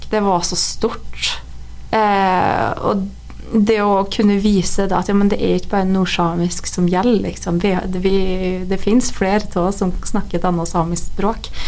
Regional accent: Norway; fordi at eh, vi nordmenn vi, jo, vi lager jo masse vitser, og det er mye Historie om samer.

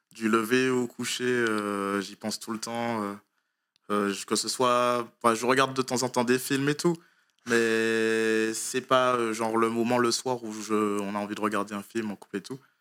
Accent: Martinique; moved away; je viens de Martinique. J'ai commencé euh, les sports de combat là-bas

